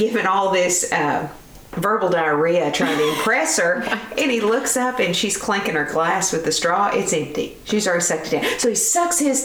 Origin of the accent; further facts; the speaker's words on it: El Paso, Texas, United States; also born or lived in Roswell, New Mexico; I was born in Roswell. Then we moved to El Paso.